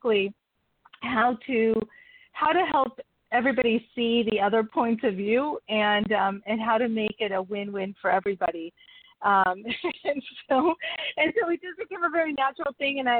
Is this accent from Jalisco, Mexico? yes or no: no; Mexico City, Mexico; I was born in Mexico City with a family of fifth of five girls